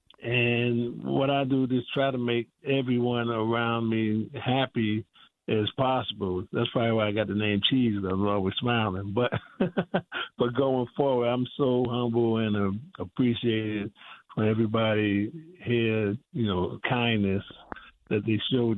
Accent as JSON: {"language": "English", "town": "New York City", "region": "New York", "country": "United States", "tie": "born or raised there", "moved": "yes", "lives_now": "Wichita, United States", "said": "growing up in New York City"}